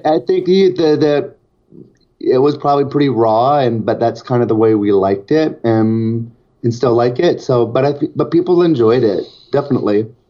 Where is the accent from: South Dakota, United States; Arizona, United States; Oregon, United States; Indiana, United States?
Oregon, United States; Portland; I'm from Portland, Oregon